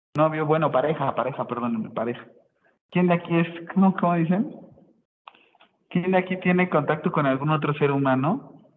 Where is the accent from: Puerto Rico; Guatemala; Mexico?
Mexico; Acapulco, Guerrero; yo soy de Acapulco y soy salvavidas